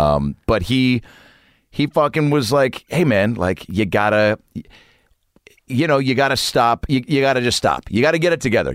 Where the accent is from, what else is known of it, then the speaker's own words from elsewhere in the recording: Lake Forest Park, Washington, United States; But I grew up in Lake Forest Park, which is about twenty-five minutes north of the city. Shoreline, I guess, if you really know the area.